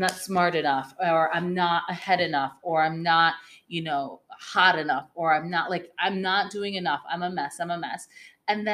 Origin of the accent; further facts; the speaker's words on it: Vermont, United States; moved away; I grew up in Vermont